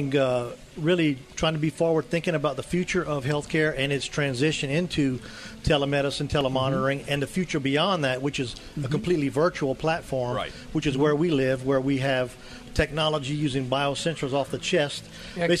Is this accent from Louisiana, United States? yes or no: yes; Louisiana, United States; I'm from Louisiana